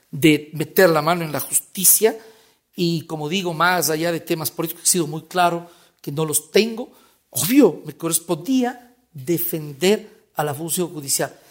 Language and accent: Spanish; Cuenca, Azuay, Ecuador; now in Quito, Ecuador; Cuenca es mi ciudad natal, obvio, le, quiero mucho a, Cuenca, pero, pero no puedo dejar de, decir, y, no voy a ser ingrato con Quito, Quito es una bella ciudad, vivo acá ya casi siete años.